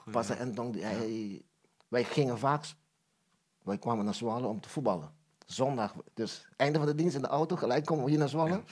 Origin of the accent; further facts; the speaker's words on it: Curaçao; ik ben geboren in Curaçao. Ja. En eh, ik ben opgegroeid in een groot gezin